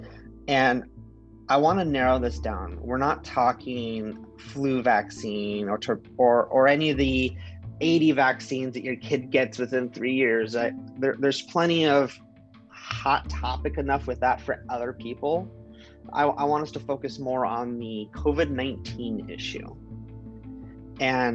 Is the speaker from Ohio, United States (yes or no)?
no; Central Oregon, United States; I grew up in Central Oregon.